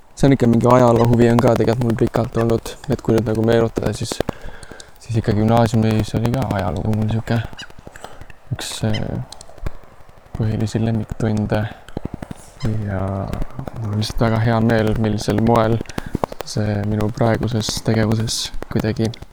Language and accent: Estonian; Estonia; also born or lived in Lausanne, Switzerland; kus ma pärit olen